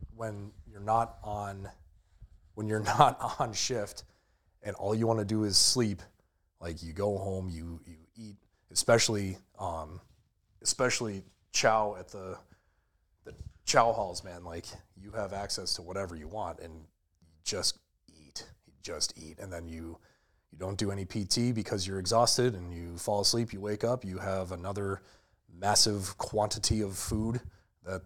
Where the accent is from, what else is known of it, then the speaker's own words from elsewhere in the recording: Western New York, United States; also born or lived in Boston, Massachusetts; is originally from the Northeast and moved out here to the lovely, gray, barren wasteland of Western New York in early elementary school.